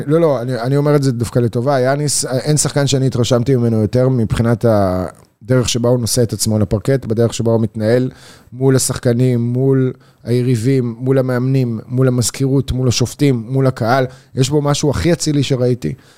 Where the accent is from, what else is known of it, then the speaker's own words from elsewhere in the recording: Israel; אני מישראל